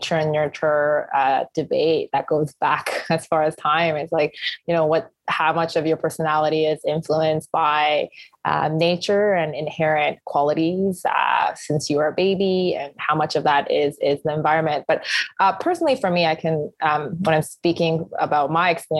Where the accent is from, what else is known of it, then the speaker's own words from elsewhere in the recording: Canada; growing up in kind of Canadian society, I've definitely become a lot more kind of punctual and schedule driven